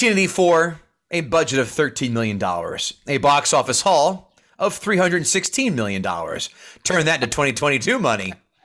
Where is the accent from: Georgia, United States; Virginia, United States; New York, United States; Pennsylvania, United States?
New York, United States; Buffalo; Nah, man, I'm from Buffalo.